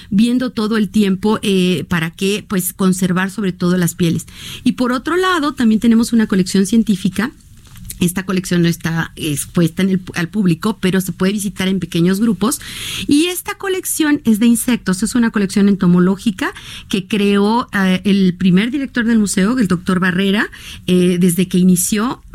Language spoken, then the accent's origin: Spanish; Mexico; tenemos en México